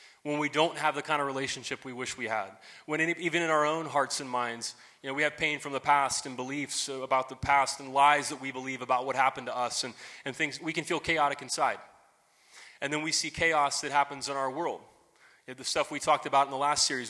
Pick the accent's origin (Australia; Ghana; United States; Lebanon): United States; here we're all good Americans